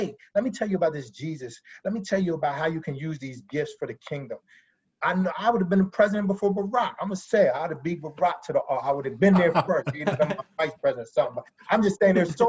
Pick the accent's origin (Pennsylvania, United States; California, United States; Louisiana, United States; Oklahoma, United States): Pennsylvania, United States; moved away; also born or lived in DMV (DC-Maryland-Virginia area); I'm from Pennsylvania originally